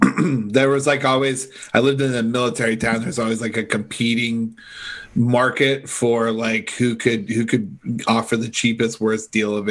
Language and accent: English; Toledo, Ohio, United States; now in Woodside, Queens, United States; I grew up in Toledo.